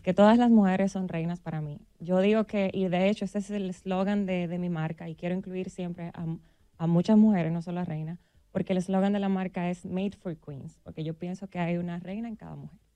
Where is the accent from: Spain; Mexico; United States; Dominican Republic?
Dominican Republic; como buen dominicano